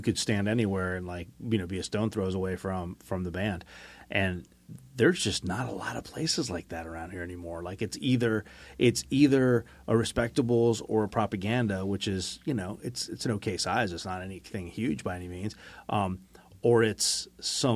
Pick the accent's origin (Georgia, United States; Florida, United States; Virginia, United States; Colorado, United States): Florida, United States; West Palm Beach; I was born and raised in West Palm Beach